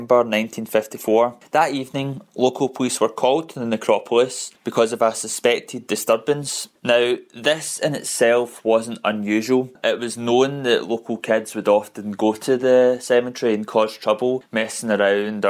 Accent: Glasgow, Scotland, United Kingdom; I come from Glasgow, Scotland

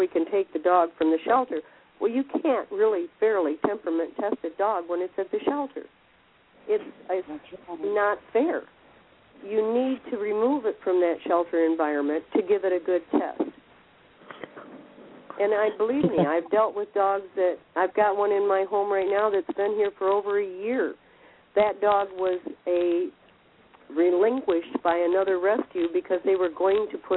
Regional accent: Michigan, United States; I'm from Michigan

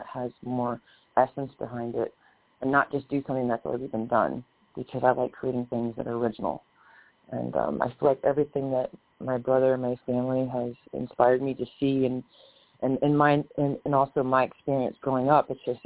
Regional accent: Indianapolis, Indiana, United States; my hometown Indiana Pacers

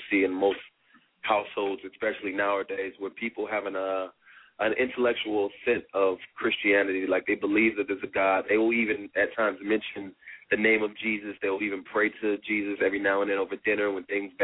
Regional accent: California, United States; moved away as an adult; also born or lived in Tuskegee, Alabama; I'm from California, came to know the Lord when I was in college at Tuskegee University.

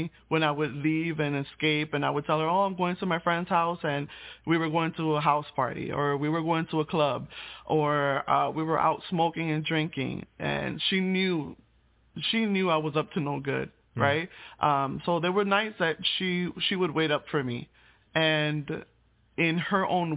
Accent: Puerto Rico; I was born in Puerto Rico

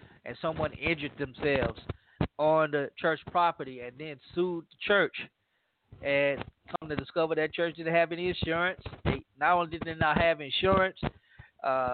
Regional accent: Louisiana, United States; from my home state of Louisiana

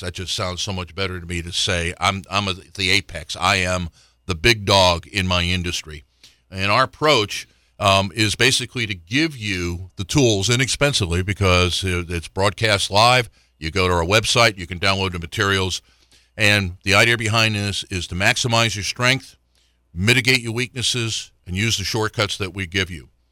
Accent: Florida, United States; now in Richmond, United States; I grew up in Florida

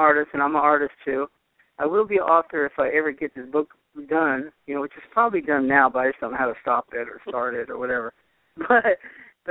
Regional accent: Poughkeepsie, New York, United States; moved away; also born or lived in Boston, Massachusetts / California; I used to live upstate New York in Poughkeepsie

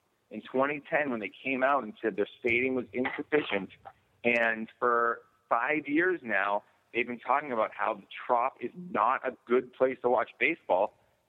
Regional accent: Boston, Massachusetts, United States; moved away; And I grew up in Boston.

